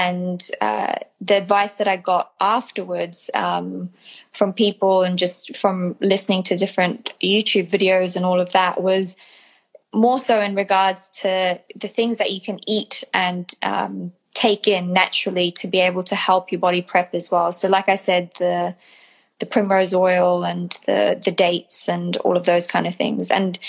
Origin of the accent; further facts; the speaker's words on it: New Zealand; New Zealand.